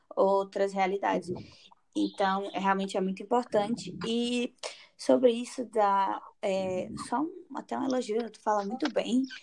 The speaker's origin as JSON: {"language": "Portuguese", "town": "Fortaleza", "region": "Ceará", "country": "Brazil", "moved": "yes", "said": "eu sou cearense, sou de Fortaleza"}